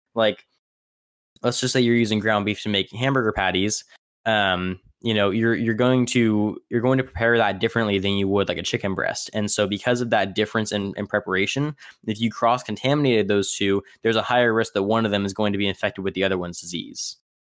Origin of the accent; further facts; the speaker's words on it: Tipton, California, United States; also born or lived in Tulare; my, uh, hometown, or actually where, where I grew up for, for most of my childhood is a city in, in California that's also called Tipton